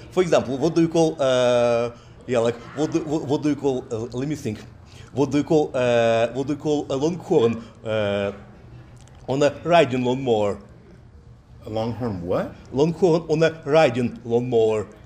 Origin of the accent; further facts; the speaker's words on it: Russia; English is a second language; moved away as an adult; now in United States; Uh, I, came, I came from Russia to the U.S. and came, uh, came, came, came to the U.S. for Texas Tech University.